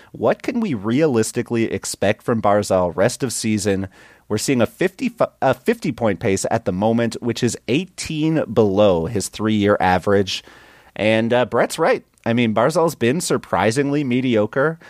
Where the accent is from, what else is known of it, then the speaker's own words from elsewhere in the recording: Canada; I'm from Canada